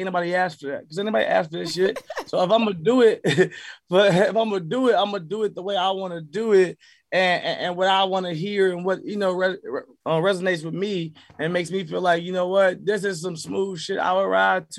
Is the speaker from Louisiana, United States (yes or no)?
no; Chicago, Illinois, United States; me growing up in Chicago